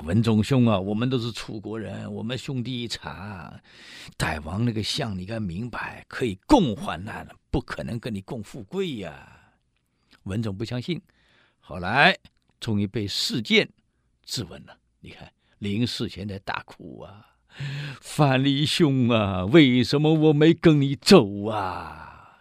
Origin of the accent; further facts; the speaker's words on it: Taiwan; 我们台湾人很有意思啊